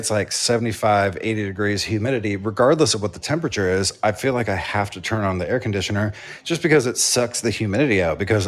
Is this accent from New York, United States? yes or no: yes; New York City, New York, United States; I'm from New York.